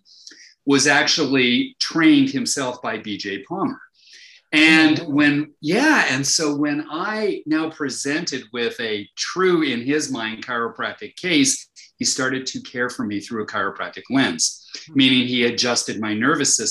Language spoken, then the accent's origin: English; Winnipeg, Manitoba, Canada; I'm Canadian, and it was from Winnipeg